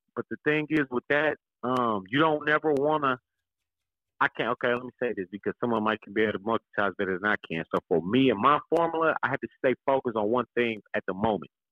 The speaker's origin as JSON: {"language": "English", "town": "Kansas City", "region": "Kansas", "country": "United States", "said": "I'm from Wanda, I'm from Kansas"}